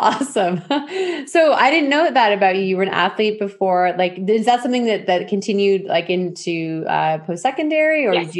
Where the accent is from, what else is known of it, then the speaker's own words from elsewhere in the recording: Ontario, Canada; moved away; Back in Ontario, because I'm from Ontario.